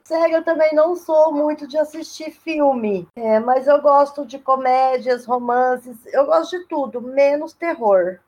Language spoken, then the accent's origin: Portuguese; Ilha Solteira, São Paulo, Brazil; moved away as an adult; now in Três Lagoas, Brazil; Ilha Solteira, onde eu nasci, é minha cidade natal